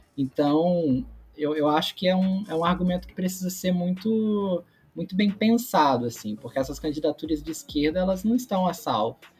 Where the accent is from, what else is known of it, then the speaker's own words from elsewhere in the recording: Magé, Rio de Janeiro, Brazil; also born or lived in São Paulo; eu nasci em São Paulo, mas com quatro anos eu me mudei para Magé, que é a cidade dos meus pais